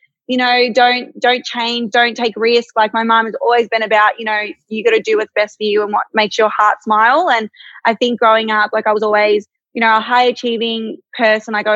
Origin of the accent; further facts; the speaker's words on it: Melbourne, Victoria, Australia; I'm born and raised in Melbourne. I haven't lived anywhere else. I grew up in the northern suburbs